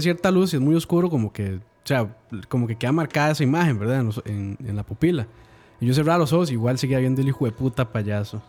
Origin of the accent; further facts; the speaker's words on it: Calle Blancos, San José, Costa Rica; en la casa donde, bueno, donde yo nací, que era en Calle Blancos